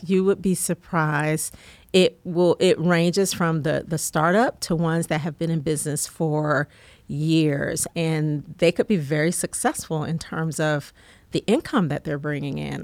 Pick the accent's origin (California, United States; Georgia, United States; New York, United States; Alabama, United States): Georgia, United States; College Park; also born or lived in North Carolina; I grew up here in Georgia